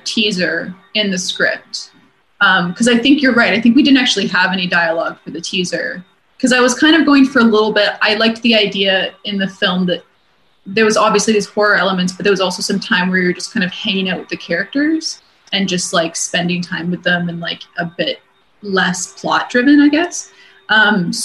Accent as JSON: {"language": "English", "town": "Vancouver", "region": "British Columbia", "country": "Canada", "moved": "yes", "said": "I'm originally from Vancouver, so a lot of my family's in Vancouver"}